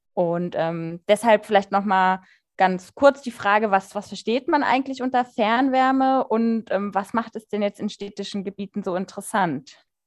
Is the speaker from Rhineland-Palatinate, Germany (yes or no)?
no; Kassel, Hesse, Germany; bei uns in Kassel